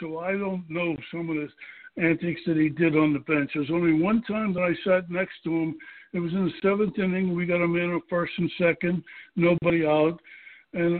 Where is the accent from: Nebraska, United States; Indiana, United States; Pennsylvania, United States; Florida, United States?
Pennsylvania, United States; Pittsburgh; born or raised there